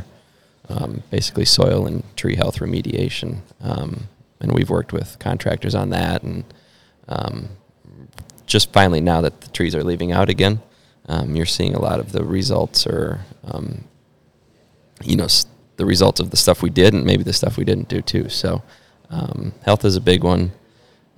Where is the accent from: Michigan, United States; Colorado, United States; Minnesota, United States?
Minnesota, United States; Lino Lakes; moved away as an adult; now in Charlotte, United States; That's where I'm from.